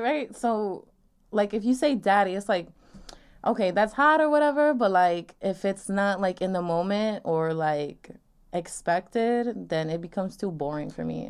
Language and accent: English; Long Island, New York, United States; I'm twenty-two, from Long Island